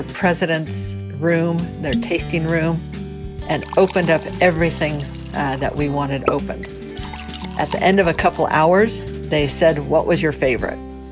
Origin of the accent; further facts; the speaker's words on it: California, United States; also born or lived in Pleasant Hill, California; Being a Californian